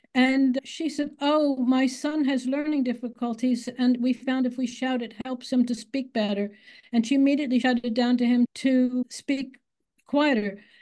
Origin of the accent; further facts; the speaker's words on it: United States; accent: American; moved away as an adult; now in England, United Kingdom; I am born in America. I just think that's relevant, and you can probably hear my American accent 'cause you don't lose it